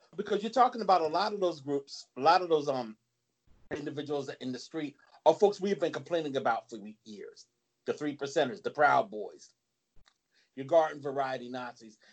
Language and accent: English; New Jersey, United States; I'm from Jersey